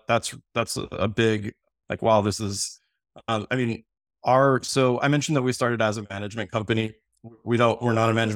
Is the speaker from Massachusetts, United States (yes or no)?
no; Miami, Florida, United States; born there; So, I was born in Miami, Florida, which, my favorite city in the world, so I travel a ton.